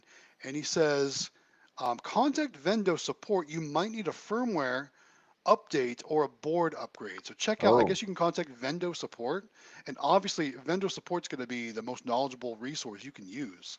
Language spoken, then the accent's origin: English; Ohio, United States; now in South Carolina, United States; I'm originally from Ohio